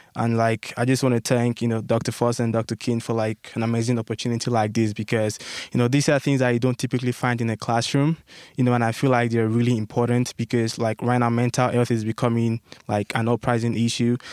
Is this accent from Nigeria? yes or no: yes; Nigeria; moved away as an adult; now in United States; my home country, back in Nigeria